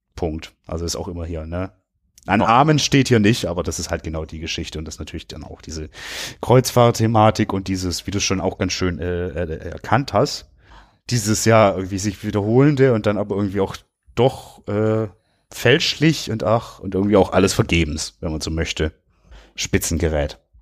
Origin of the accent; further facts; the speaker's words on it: Germany; wir sind halt in Deutschland geboren